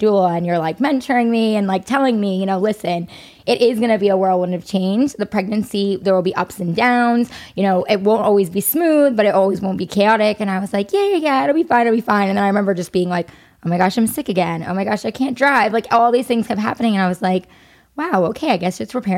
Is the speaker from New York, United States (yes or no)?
yes; New York, United States; I'm a New Yorker